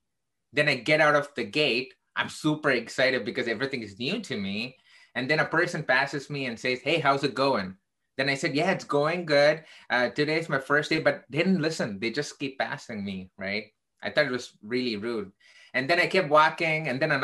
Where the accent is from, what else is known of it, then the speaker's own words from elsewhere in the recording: Chicago, Illinois, United States; I am from Chicago in the United States.